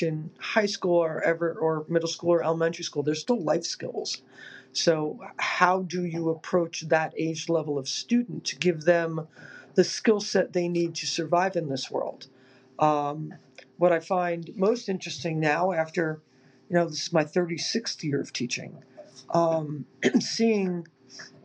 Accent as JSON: {"language": "English", "region": "New Jersey", "country": "United States", "tie": "born or raised there", "also_born_or_lived": "Massachusetts / Delaware", "moved": "yes", "said": "I was born in North Jersey"}